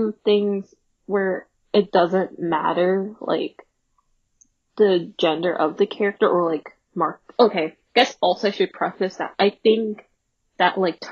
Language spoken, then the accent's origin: English; United States; I'm American